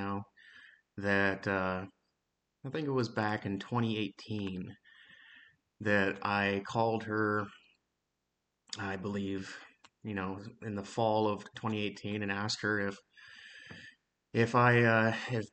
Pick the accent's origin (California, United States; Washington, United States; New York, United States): Washington, United States; Spokane